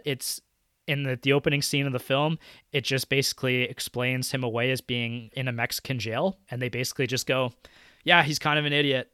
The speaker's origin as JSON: {"language": "English", "country": "Canada", "said": "as a Canadian"}